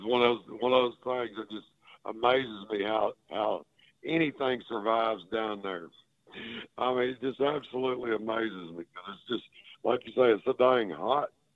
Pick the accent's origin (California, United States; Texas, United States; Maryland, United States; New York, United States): Texas, United States; where I grew up down here in Texas